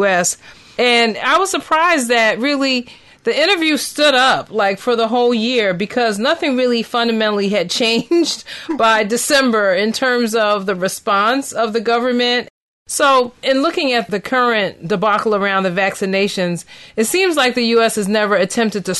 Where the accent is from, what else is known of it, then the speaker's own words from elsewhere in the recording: Philadelphia, Pennsylvania, United States; my hometown, Philadelphia.